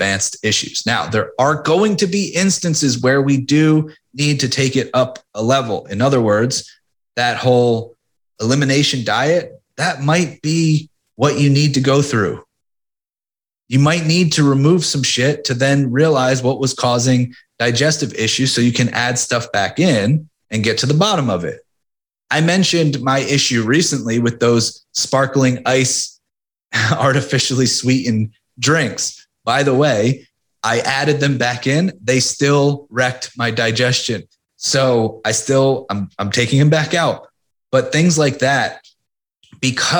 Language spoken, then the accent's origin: English; Philadelphia, Pennsylvania, United States; you always root against Boston as a Philadelphian